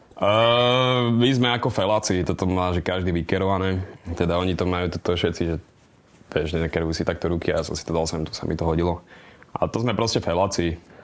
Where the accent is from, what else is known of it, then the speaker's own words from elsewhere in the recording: Slovakia; zistili, že som Slovak